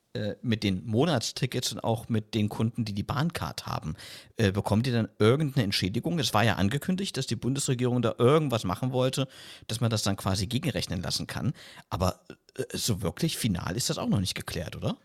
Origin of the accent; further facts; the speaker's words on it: South Thuringia, Germany; moved away; Ich war erst jetzt am vergangenen Wochenende wieder in meiner Heimat in Südthüringen